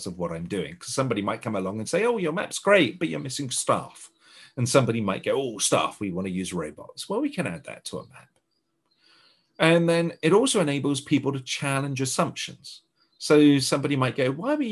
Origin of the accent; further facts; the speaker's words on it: United Kingdom; being a Brit